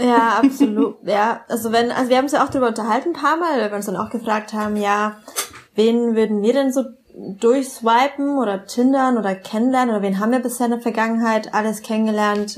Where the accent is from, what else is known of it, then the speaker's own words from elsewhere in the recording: Bamberg, Bavaria, Germany; in Bamberg, wo ich aufgewachsen bin